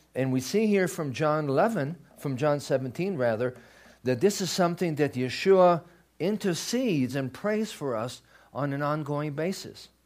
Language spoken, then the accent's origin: English; Israel; moved away; I grew up in Israel